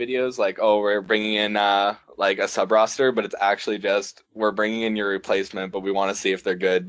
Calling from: Saskatchewan, Canada; I'm not calling from Italy. I'm calling from Saskatchewan, Canada.

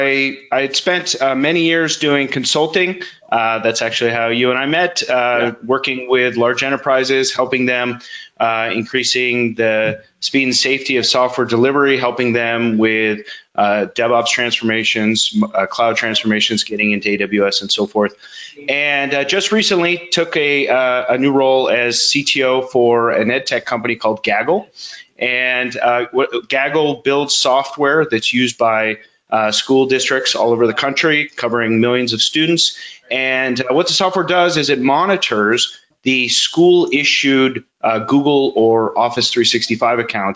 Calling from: Folsom, California, United States; I'm in Northern California, a town called Folsom.

